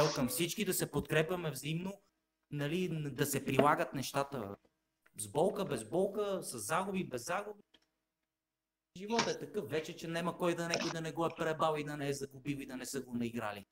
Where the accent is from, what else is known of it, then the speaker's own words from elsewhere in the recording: Bulgaria; Ние сме българи, чисто като българи